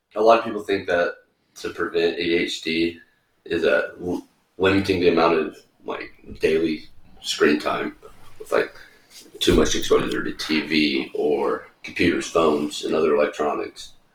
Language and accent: English; the South, United States; moved away; growing up in the South